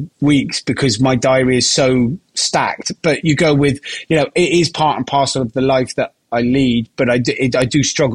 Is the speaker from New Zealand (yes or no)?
no; Gloucester, South West England, United Kingdom; I'm from Gloucester